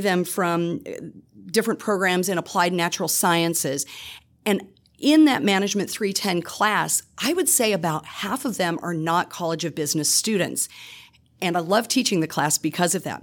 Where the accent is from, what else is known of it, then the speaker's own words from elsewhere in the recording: Iowa, United States; moved away as an adult; now in Louisiana, United States; I'm originally from the Midwest. I grew up in Iowa